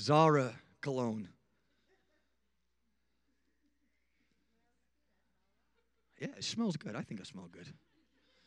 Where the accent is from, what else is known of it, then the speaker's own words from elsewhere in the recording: Rotherham, Yorkshire and the Humber, United Kingdom; I started on the streets of my hometown in a place called Rotherham, England.